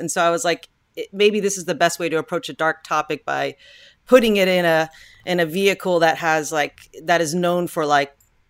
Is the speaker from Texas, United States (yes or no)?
yes; Texas, United States; I'm from Texas also, where there's a lot of guns